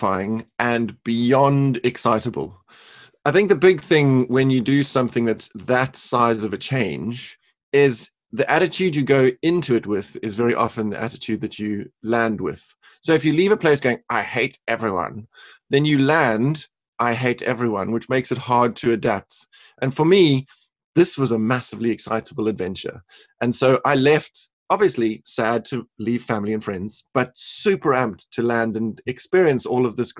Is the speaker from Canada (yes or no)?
no; Cape Town, Western Cape, South Africa; moved away; also born or lived in North Carolina; So originally born and raised in Cape Town, South Africa